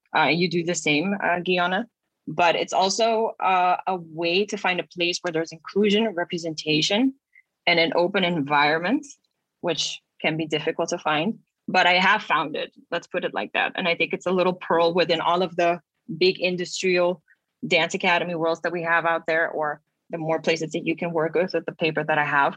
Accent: Aruba; now in Netherlands; I come from Aruba and I dance ballet

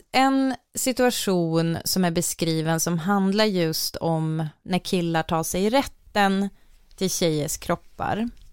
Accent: Umeå, Västerbotten County, Sweden; jag växte upp i Umeå

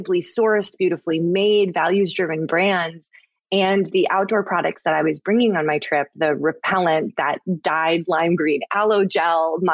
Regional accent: Minnesota, United States; I grew up in Minnesota, which is, I think a very outdoorsy state, and my family was super outdoorsy

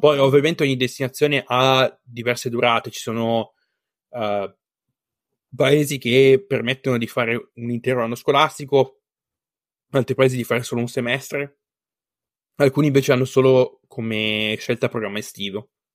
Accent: Bassa Vercellese, Piedmont, Italy; moved away as an adult; now in Finland; io sono della bassa Vercellese

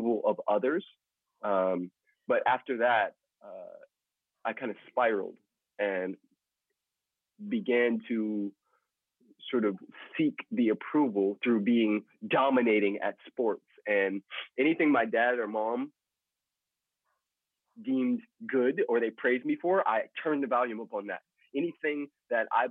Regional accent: Los Angeles, California, United States; In Los Angeles, California.

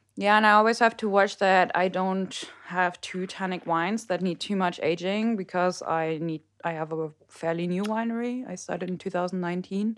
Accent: Mönchengladbach, North Rhine-Westphalia, Germany; moved away as an adult; also born or lived in Mosel; now in Rheinhessen, Germany; I am from the beautiful Howard Town off Mönchengladbach

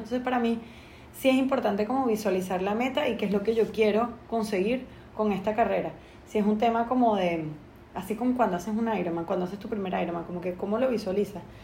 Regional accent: Venezuela; moved away as an adult; now in Panama; soy venezolana viviendo en Panamá hace 12 años

